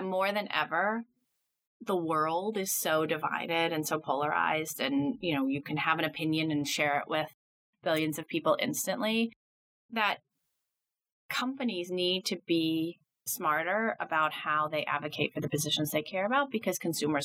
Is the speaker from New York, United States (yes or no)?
yes; New York City, New York, United States; also born or lived in Nashville, Tennessee; I grew up in Midtown Manhattan. Spent my whole life here, basically, until I went to college